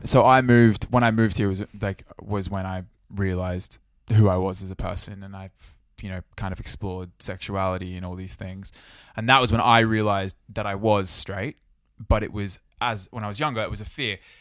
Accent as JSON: {"language": "English", "town": "Sydney", "region": "New South Wales", "country": "Australia", "tie": "born or raised there", "moved": "yes", "lives_now": "United Kingdom", "said": "Growing up in Sydney"}